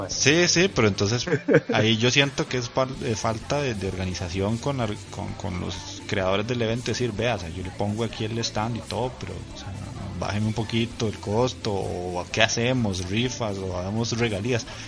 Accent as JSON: {"language": "Spanish", "region": "Cartago", "country": "Costa Rica", "said": "yo soy de Cartago"}